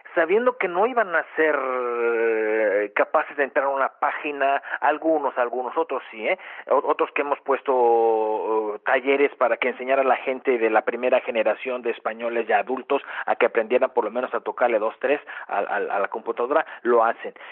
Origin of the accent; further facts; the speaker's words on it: Mexico; now in Germany; yo soy mexicano